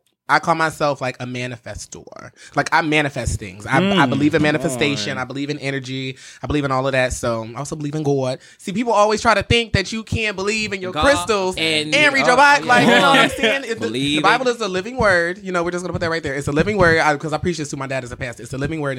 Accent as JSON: {"language": "English", "town": "Cleveland", "region": "Ohio", "country": "United States", "tie": "born or raised there", "said": "I'm from Cleveland, Ohio. I'm a Cleveland native"}